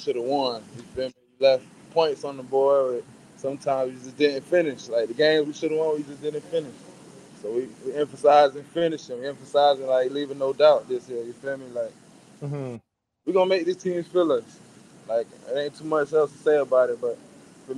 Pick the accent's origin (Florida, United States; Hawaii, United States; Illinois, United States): Florida, United States; now in Louisville, United States; I'm from Florida